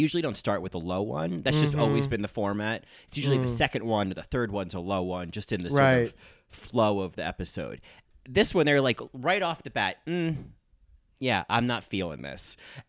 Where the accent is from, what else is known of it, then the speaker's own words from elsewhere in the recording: New York, United States; Well, I'm like from New York, so I say Toronto.